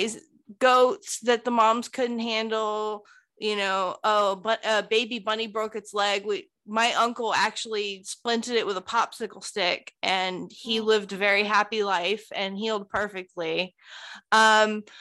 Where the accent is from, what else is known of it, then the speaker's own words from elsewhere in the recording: Live Oak, Florida, United States; I'm still here in Little Bitty Live Oak